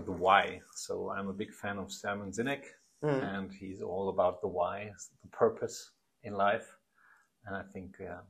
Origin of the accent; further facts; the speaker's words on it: Aschaffenburg, Bavaria, Germany; English is a second language; Yeah, I come from Aschaffenburg. That's near Frankfurt, about 65,000 inhabitants, so mid-size. And I'm still living around there